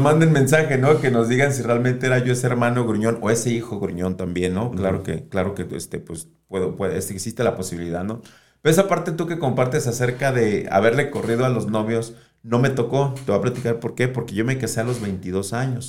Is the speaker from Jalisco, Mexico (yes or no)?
yes; Guadalajara, Jalisco, Mexico; Desde mis cinco años llegué a Miravalle y después de los cinco años, pues ya hasta la fecha